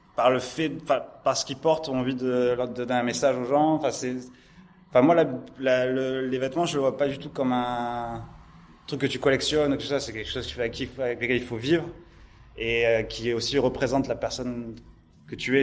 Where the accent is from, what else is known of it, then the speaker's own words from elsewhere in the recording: Montpellier, Occitania, France; je suis né dans, toujours à Montpellier. Toujours à Montpellier, toujours dans le sud.